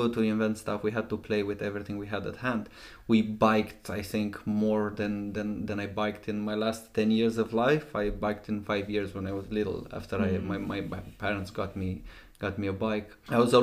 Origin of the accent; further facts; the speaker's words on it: Romania; moved away; So, I'm from Romania originally. I grew up in a small town, 30,000 people.